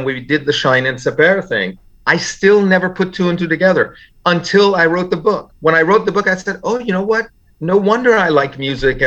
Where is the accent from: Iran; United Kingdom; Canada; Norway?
Iran; now in United States; in Iran as a child